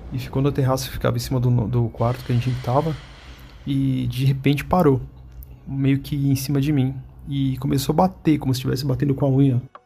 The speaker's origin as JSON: {"language": "Portuguese", "region": "São Paulo", "country": "Brazil", "said": "sou de São Paulo, capital"}